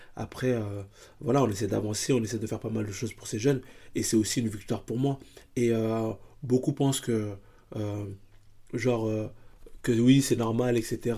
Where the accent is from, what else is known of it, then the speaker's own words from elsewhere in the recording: Paris, Île-de-France, France; je suis hyper attaché à, à là où je viens, à le, le public qui me, qui me porte aussi, parce que moi aujourd'hui dans le 19e arrondissement